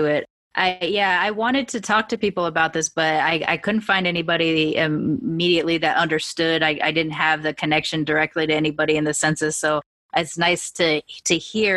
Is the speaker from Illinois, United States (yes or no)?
no; California, United States; also born or lived in Long Beach / Sacramento; I'm fully so Californian